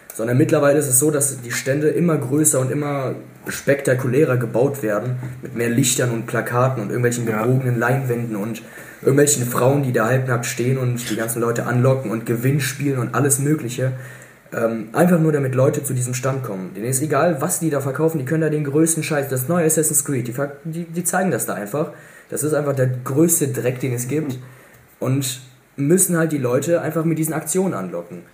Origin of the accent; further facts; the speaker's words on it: Cologne, North Rhine-Westphalia, Germany; wir als Kölner